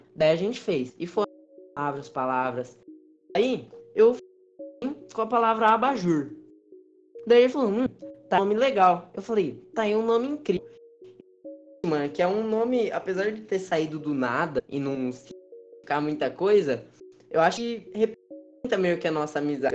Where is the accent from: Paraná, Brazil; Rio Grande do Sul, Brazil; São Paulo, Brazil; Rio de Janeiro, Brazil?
São Paulo, Brazil; Jundiaí; a gente é aqui de Jundiaí